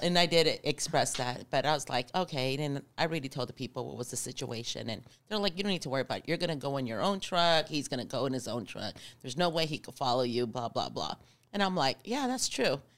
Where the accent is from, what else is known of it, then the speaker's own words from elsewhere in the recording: Arizona, United States; I'm from Arizona